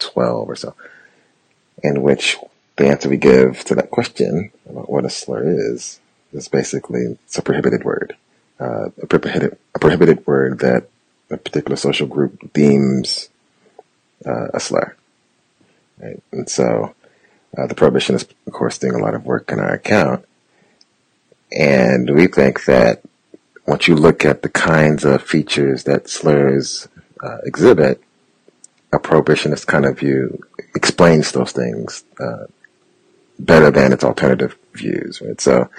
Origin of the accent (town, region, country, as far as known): St. Louis, Missouri, United States; born or raised there